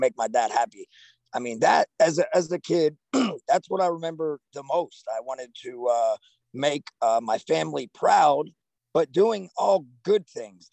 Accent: Fort Myers, Florida, United States; moved away as an adult; also born or lived in Central New Jersey; now in Limestone, Tennessee, United States; I was born in Central Jersey, and then at 5 years old, my family moved down to Florida, South Florida, Fort Myers, Florida area. I spent pretty much my whole entire life down there.

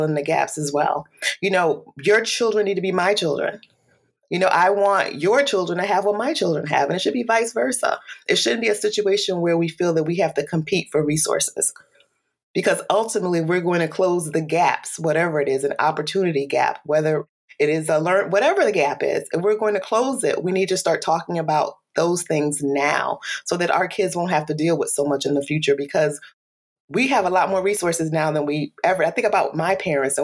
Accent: Bridgeport, Connecticut, United States; now in Shelton, United States; I was born and raised here in Connecticut, Bridgeport, Connecticut

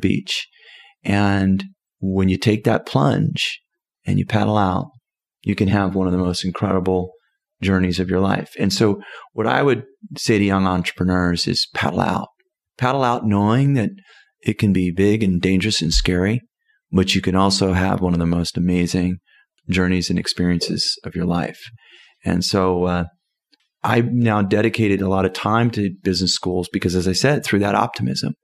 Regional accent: Southern California, United States; I'm from Southern California

